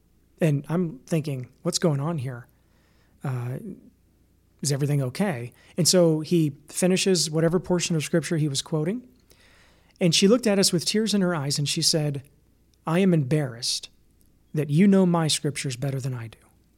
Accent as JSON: {"language": "English", "country": "United States", "said": "You know, we're enjoying Israel. We're from the United States of America."}